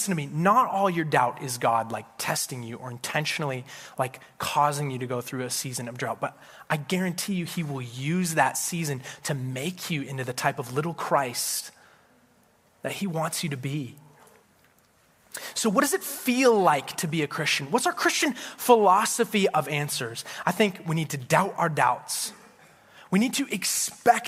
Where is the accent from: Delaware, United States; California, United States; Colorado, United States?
Colorado, United States; Colorado Springs; I grew up in Colorado Springs, Colorado